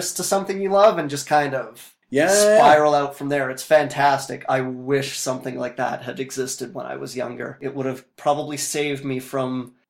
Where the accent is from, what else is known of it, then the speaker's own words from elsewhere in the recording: Fort McMurray, Alberta, Canada; I was born and raised in Fort McMurray